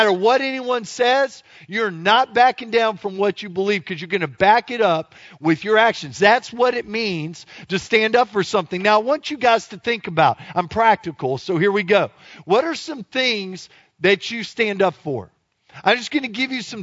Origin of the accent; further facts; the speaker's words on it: Louisiana, United States; I am from Louisiana